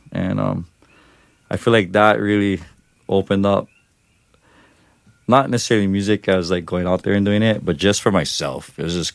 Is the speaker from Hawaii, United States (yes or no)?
yes; Hawaii, United States; I'm Hawaiian